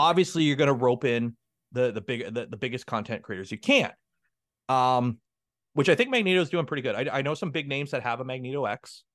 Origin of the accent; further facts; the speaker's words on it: Canada; I'm a Canadian